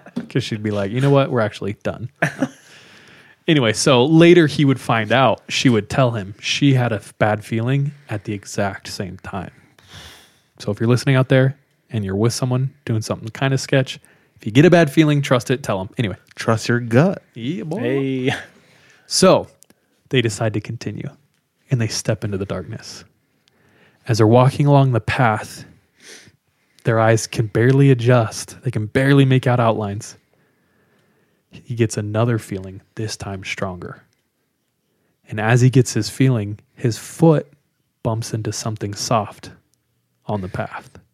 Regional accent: California, United States; now in Utah, United States; I'm from California. Grew up in California

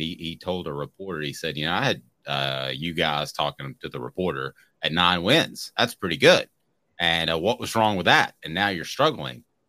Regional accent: Powell, Tennessee, United States; I'm from Powell

